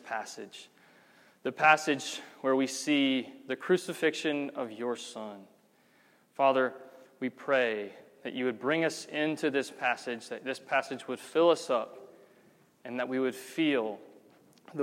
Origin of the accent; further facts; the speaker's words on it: Georgia, United States; now in Birmingham, United States; Because I'm not from here. I'm from Georgia.